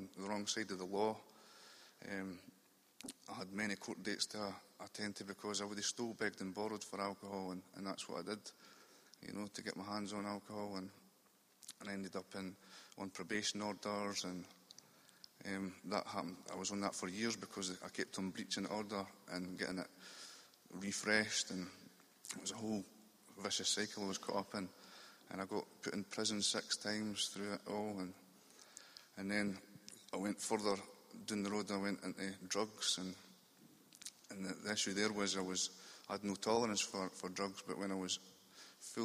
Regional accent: Dunfermline, Scotland, United Kingdom; moved away as an adult; now in Edinburgh, United Kingdom; I'm from Dunfermline in Fife, which is just over the Forth Road bridges. But I'm staying in Edinburgh now

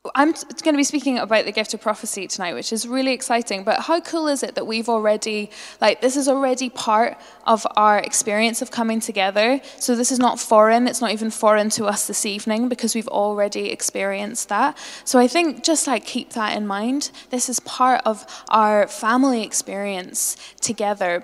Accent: Northern Ireland, United Kingdom; I'm a Northern Irish Presbyterian

